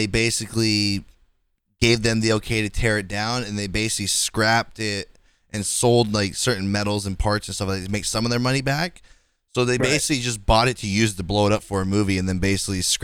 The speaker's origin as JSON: {"language": "English", "town": "Fremont", "region": "California", "country": "United States", "tie": "born or raised there", "said": "Fremont is my hometown where I'm from."}